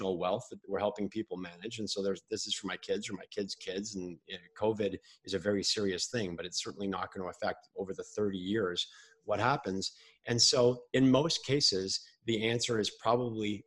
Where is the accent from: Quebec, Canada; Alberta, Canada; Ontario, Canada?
Quebec, Canada; Montreal; when I grew up in Montreal